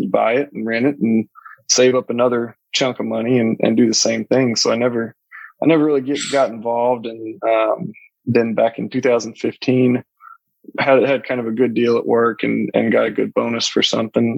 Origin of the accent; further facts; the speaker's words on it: Houston, Texas, United States; moved away as an adult; also born or lived in North Alabama; now in Mobile, United States; I was born and raised in Houston